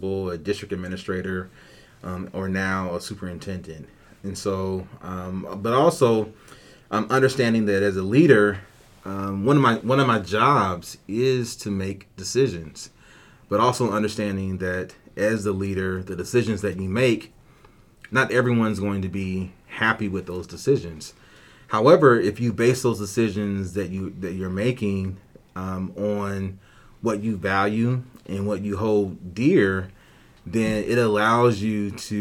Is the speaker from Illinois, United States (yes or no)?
no; Indianapolis, Indiana, United States; moved away as an adult; now in Ankeny, United States; I'm originally from Indianapolis, Indiana. That's where I was born and raised